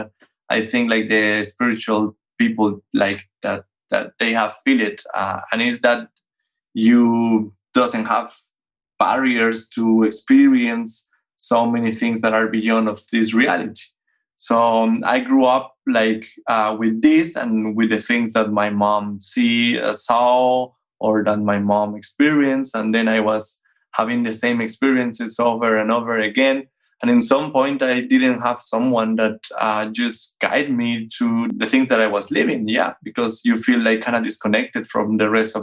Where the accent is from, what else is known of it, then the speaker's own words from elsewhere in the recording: Bogota, Bogotá Capital District, Colombia; moved away as an adult; now in Vienna, Austria; I'm born and raised in Bogota, the capital of Colombia.